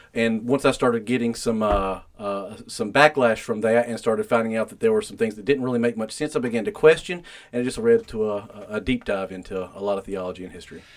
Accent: Spartanburg, South Carolina, United States; born and raised in Spartanburg, South Carolina

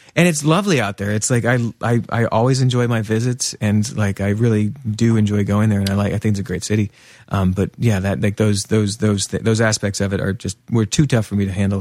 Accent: Pennsylvania, United States; also born or lived in New York; now in Portland, United States; He and I grew up together in Pennsylvania, just a couple hours west of here

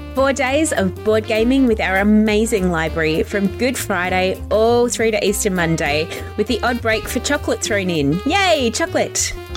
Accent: South Australia, Australia; also born or lived in England; now in Melbourne, Australia; I grew up in South Australia. I'm actually originally from England. England, so I'm also a sneaky pom. I know I don't sound like it

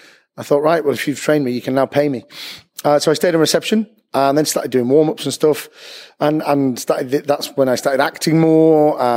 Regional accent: Bury, North West England, United Kingdom; moved away as an adult; also born or lived in London; now in Manchester, United Kingdom; I'm originally from Bury, little town north of Manchester, and moved down to London in 2002

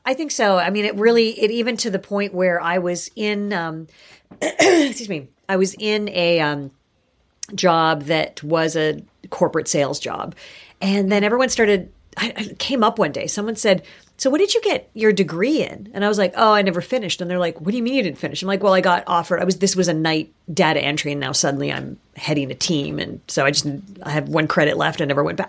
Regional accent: Kitchener, Ontario, Canada; also born or lived in Toronto; my first memories are in Kitchener. I was born in Toronto, but we, um, my mom went back to university. She went to the University of Waterloo

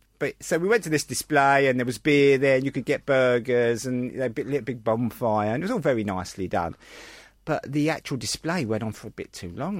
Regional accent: London, United Kingdom; I was born in Bethnal Green.

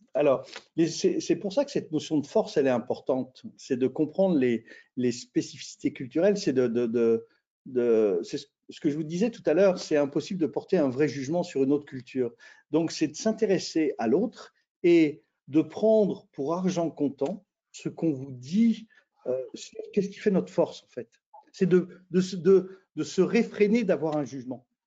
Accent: France; moi, bah, je suis français.

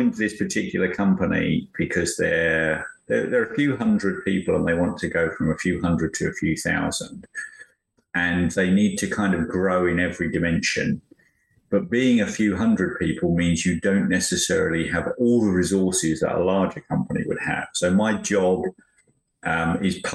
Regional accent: Chelmsford, East of England, United Kingdom; moved away as an adult; now in United States; I grew up in Chelmsford in Essex

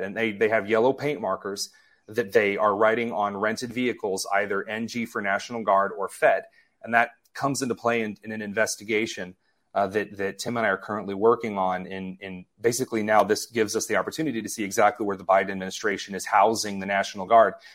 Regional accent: Indiana, United States; I grew up in Indiana

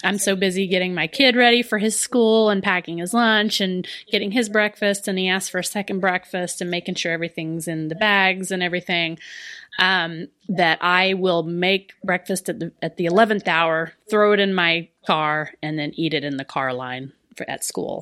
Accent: the South, United States; I'm from the South

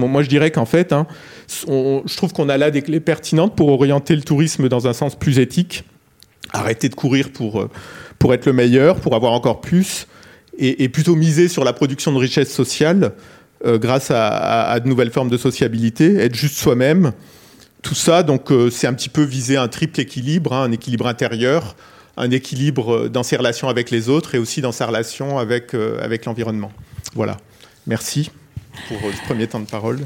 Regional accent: Perpignan, Occitania, France; je viens de Perpignan

